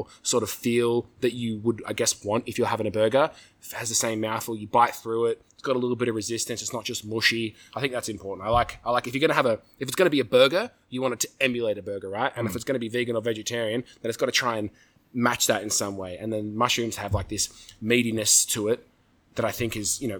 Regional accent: Southern California, United States; Growing up in Southern California

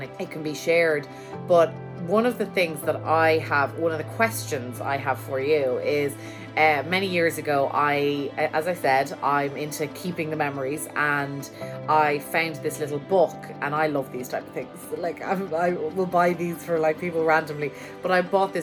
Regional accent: Ireland; now in New York, United States; I am from Ireland and I'm living here in New York

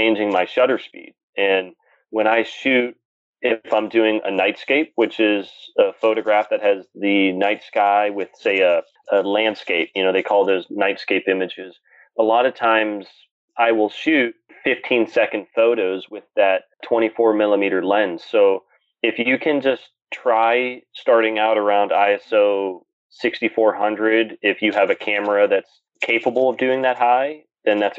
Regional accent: Pennsylvania, United States; an astrophotographer from Pennsylvania

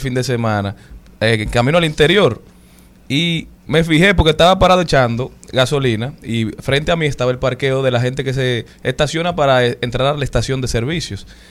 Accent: Dominican Republic; Como nacionales dominicanos

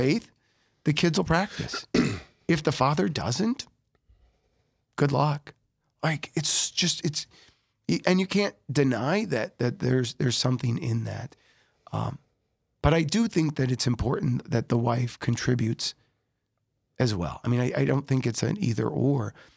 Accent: Sioux Falls, South Dakota, United States; I was born in Sioux Falls

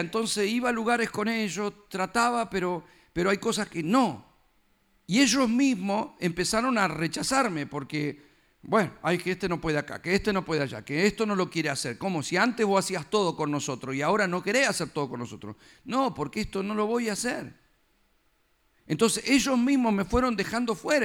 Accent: Argentina; now in United States; nací, ya era bebito, me llevaron a hacer el documento. Firmado, acá está. Ya, porque nací ahí

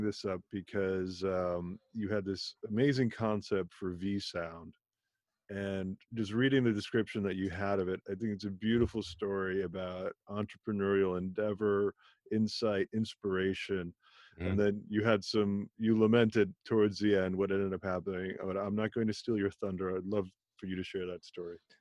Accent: Germany; I was born in Germany to parents of Indian origin.

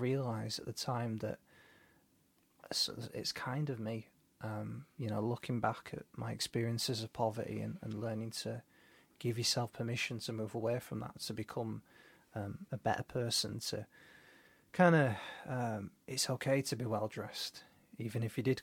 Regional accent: Leeds, Yorkshire and the Humber, United Kingdom; I'm unashamedly from Seacroft

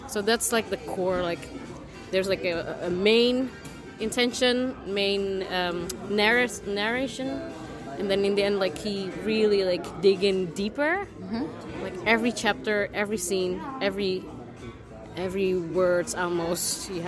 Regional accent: Indonesia; English is a second language; And for example, I'm from Indonesia as well. So in this sense, it's really like my story, but it's different, you know?

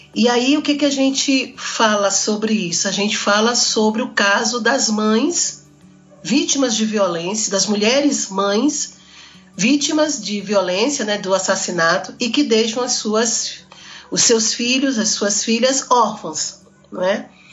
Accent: Northeast Region, Brazil; eu sou daqui do Brasil, sou do Nordeste

